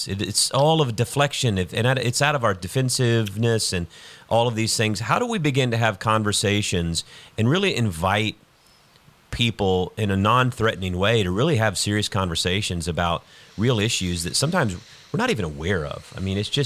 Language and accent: English; South Georgia, United States; now in Houston, United States; I grew up in the Deep South as well, South Georgia.